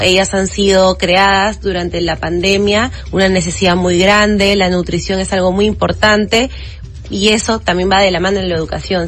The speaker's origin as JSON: {"language": "Spanish", "region": "Lima", "country": "Peru", "said": "yo soy de Lima pero mi padre es de Madre de Dios"}